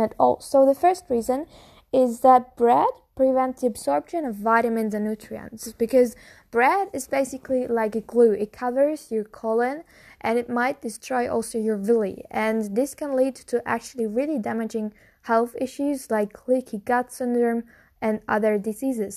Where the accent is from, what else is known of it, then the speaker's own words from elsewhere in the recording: Germany; I'm from Germany